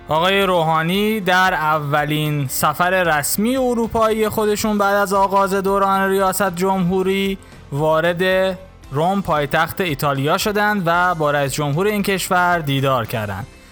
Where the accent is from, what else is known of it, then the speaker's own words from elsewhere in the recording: Iran; یک ایرانی که همیشه بهترین ها رو برای سرزمین مادری خودش میخواد